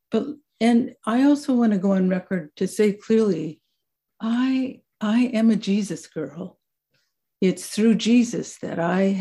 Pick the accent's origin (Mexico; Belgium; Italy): Mexico; also born or lived in Vancouver, Washington, United States; I was born in Vancouver, Washington, just across the river. And for the first years of my childhood, um, lived in that community. We moved far away from Vancouver, and I grew up the latter part of my childhood in Mexico.